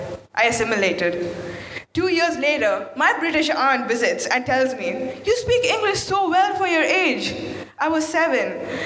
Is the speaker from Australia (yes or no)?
no; Abu Dhabi, United Arab Emirates; first language Malayalam; also born or lived in Kerala, India; My mother tongue, the supposed home of my tongue. But I've never been in that home. I've lived in Abu Dhabi all my life, not Kerala.